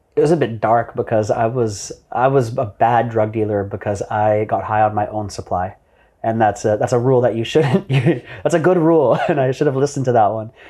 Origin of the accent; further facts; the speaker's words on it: Vancouver, British Columbia, Canada; moved away as an adult; now in Bali, Indonesia; I'm an entrepreneur born and raised in Vancouver, Canada.